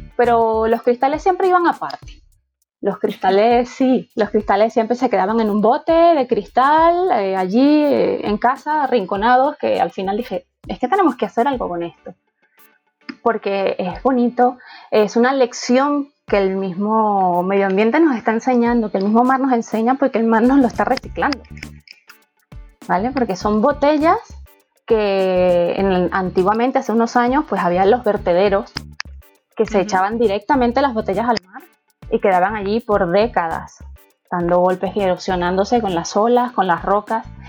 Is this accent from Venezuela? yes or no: yes; Venezuela; accent: Venezuelan; now in Madrid, Spain; mi acento es latino, mi acento es venezolano